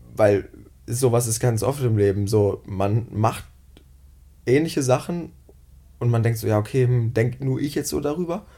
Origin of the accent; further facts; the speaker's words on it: near Bielefeld, North Rhine-Westphalia, Germany; moved away as an adult; now in Cologne, Germany; Ich komme ähm, aus der Nähe von Bielefeld